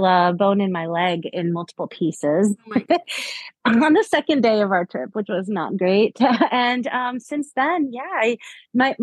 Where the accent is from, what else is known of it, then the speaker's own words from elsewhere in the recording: South Florida, United States; I grew up in South Florida